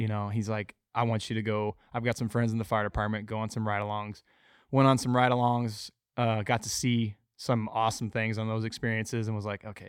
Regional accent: Arizona, United States; I am born and raised in Arizona.

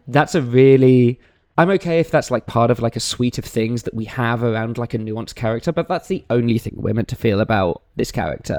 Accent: New York, United States; As a New Yorker

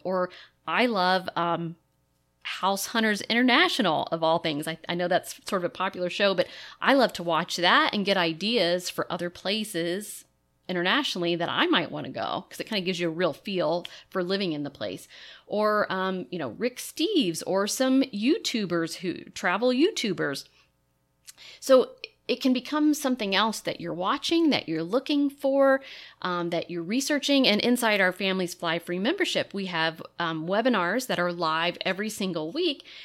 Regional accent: Lexington, Kentucky, United States; moved away; I grew up in Lexington, Kentucky, and horse country

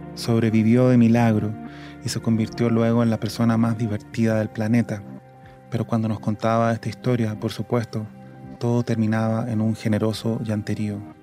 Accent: Chile; moved away as an adult; now in Mexico City, Mexico; como tantos chilenos

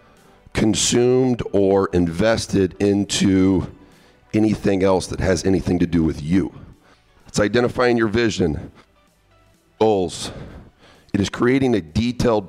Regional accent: hometown 47 miles from Indianapolis, United States; 47 miles from my hometown, Indianapolis, Indiana

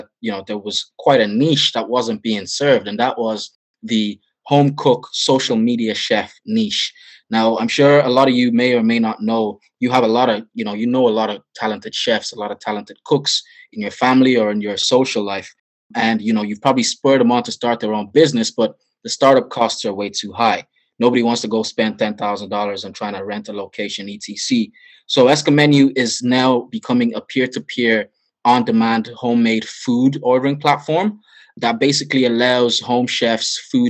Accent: Nigeria; As you know, I'm Nigerian, so that is my bread and butter.

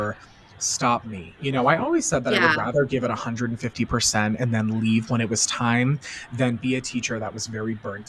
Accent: Boston, Massachusetts, United States; I'm from the Boston area.

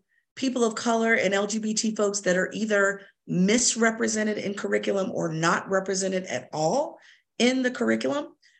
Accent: Virginia, United States; We both were born and raised in Virginia, educated in Virginia, all Virginia schools.

